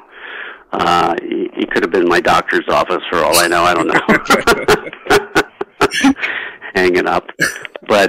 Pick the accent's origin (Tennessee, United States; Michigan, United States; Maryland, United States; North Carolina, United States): Maryland, United States; Baltimore; also born or lived in New York; now in California, United States; I'm from Baltimore originally